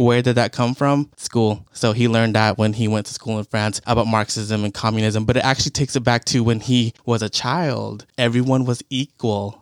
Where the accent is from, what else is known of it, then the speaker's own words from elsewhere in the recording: United States; being Cambodian American